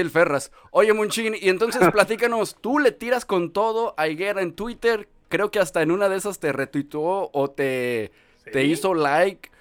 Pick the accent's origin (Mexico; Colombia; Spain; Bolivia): Mexico; Guadalajara, Jalisco; somos de Guadalajara